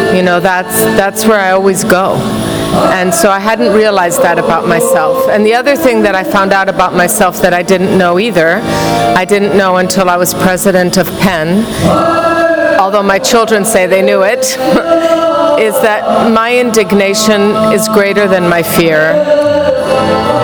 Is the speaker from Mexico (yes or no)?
yes; Mexico; moved away as an adult; also born or lived in New York; We grew up together in Mexico, and he also went to the British school